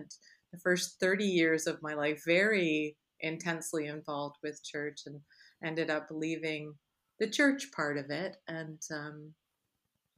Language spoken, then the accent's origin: English; Chicago, Illinois, United States; moved away; also born or lived in Michigan; I grew up in the Midwest. I was born in Michigan, grew up in Chicago area, lived many years after that in Michigan